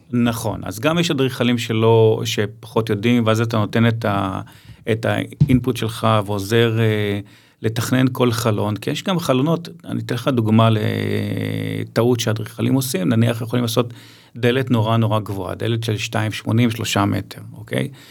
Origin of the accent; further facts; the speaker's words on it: Ramat Gan, Tel Aviv District, Israel; אני מרמת גן